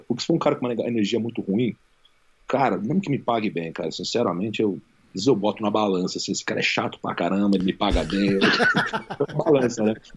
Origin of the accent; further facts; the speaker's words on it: Rio de Janeiro, Brazil; moved away as an adult; also born or lived in United States; now in Las Vegas, United States; eu cresci no Rio